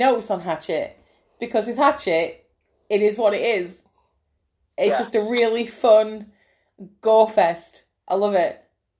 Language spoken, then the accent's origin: English; England, United Kingdom; we're English